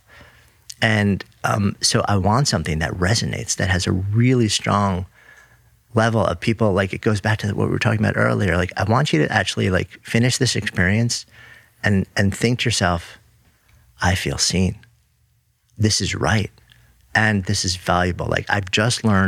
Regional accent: New York, United States; as a New Yorker.

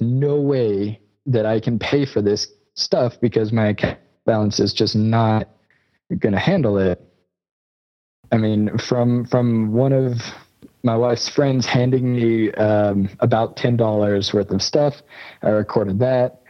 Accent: United States; moved away as an adult; also born or lived in South Africa; I'm American. Right. I was raised in America

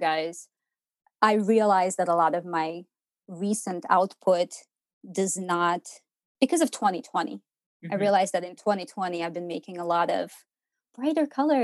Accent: Ukraine; moved away as an adult; now in Portland, United States; I was born and raised in Ukraine, and I lived through the dissolution of the Soviet Union

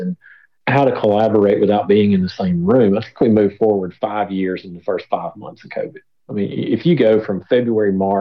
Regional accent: Tennessee, United States; I'm from Tennessee

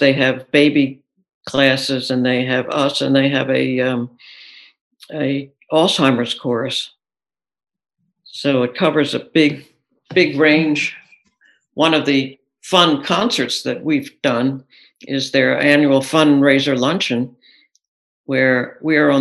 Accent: Philadelphia, Pennsylvania, United States; now in Minneapolis, United States; growing up in the Philadelphia area

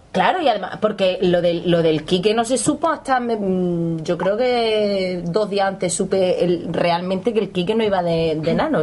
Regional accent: Córdoba, Andalusia, Spain; nosotras que somos de Córdoba

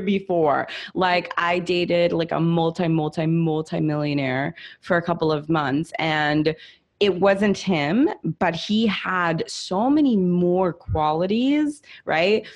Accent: Los Angeles, California, United States; also born or lived in Italy; I'm Italian. I'm an immigrant. I grew up in Hollywood

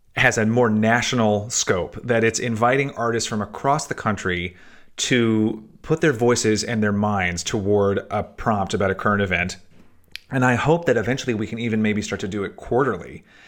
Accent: Chattanooga, Tennessee, United States; moved away; When I was growing up in Chattanooga, Tennessee

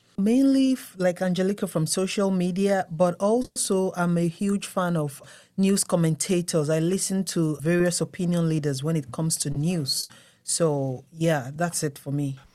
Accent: Nigeria; now in United States; I'm from Nigeria.

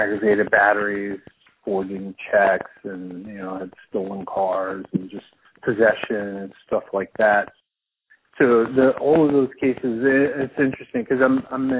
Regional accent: New Mexico, United States; moved away as an adult; now in Bloomington, United States; I'm from New Mexico. That's where I grew up

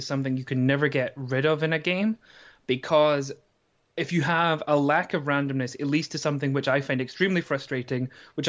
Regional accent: Scotland, United Kingdom; also born or lived in South Korea; now in Durham, United Kingdom; I'm actually Scottish.

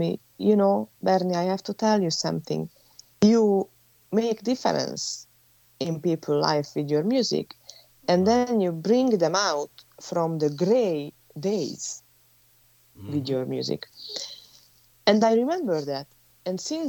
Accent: Hungary; English is a second language; now in Florida, United States; I am from Hungary, live in Florida

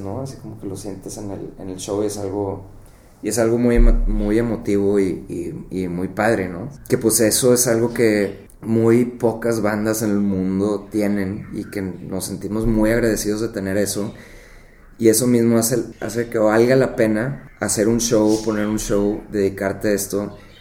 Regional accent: Monterrey, Nuevo León, Mexico; moved away; also born or lived in McAllen, Texas; nací aquí en Monterrey

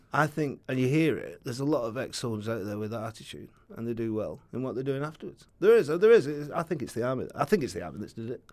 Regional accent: Oldham, North West England, United Kingdom; moved away as an adult; I'm from Oldham, so I used to just get into Saddleworth and start hiking

